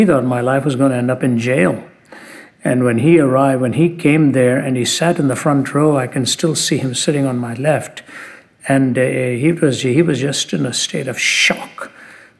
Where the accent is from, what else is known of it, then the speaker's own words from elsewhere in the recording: India; When I was born in India